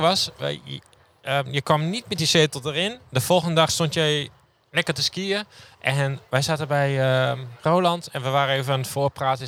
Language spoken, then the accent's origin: Dutch; Groningen, Netherlands; now in Friesland, Netherlands; ik kom uit Groningen